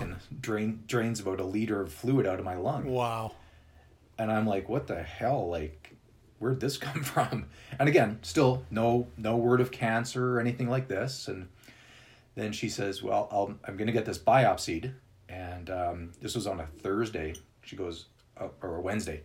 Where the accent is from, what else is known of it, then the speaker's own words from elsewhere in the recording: Winnipeg, Manitoba, Canada; moved away as an adult; also born or lived in British Columbia; now in Calgary, Canada; I'm actually originally from Winnipeg. Okay. Uh, which is in this the center of Canada, and then I moved to BC